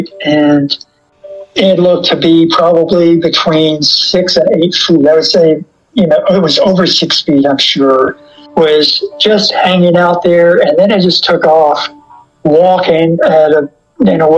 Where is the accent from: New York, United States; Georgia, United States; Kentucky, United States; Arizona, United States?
Kentucky, United States; Lexington; I was born in Lexington, and I grew up downtown in an area that was just Victorian houses